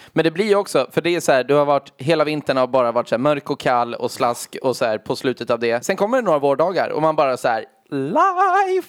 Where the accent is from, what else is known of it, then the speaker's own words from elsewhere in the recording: Gnesta, Södermanland, Sweden; vi kom till Gnesta som var en och en timme och en kvart utanför Stockholm